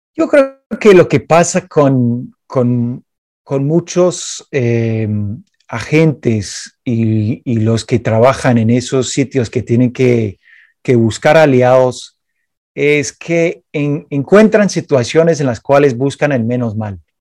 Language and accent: Spanish; Chicago, Illinois, United States; Spanish is a second language; Yo soy de Chicago y Chicago obviamente tiene la gran fama de ser eh, la ciudad mafiosa de los Estados Unidos